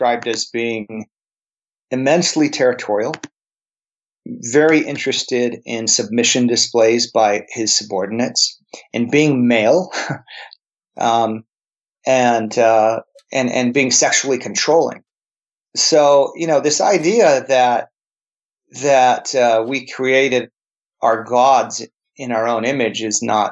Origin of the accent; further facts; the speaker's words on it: El Paso, Texas, United States; also born or lived in New Jersey / New York / New Mexico; I grew up in El Paso along the border